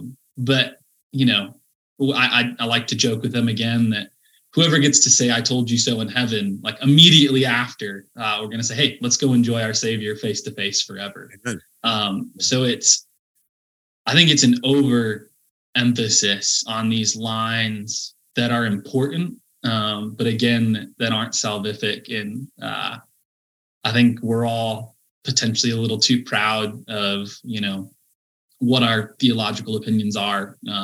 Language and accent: English; Midwest, United States; I think part of it for me was just growing up in the Midwest.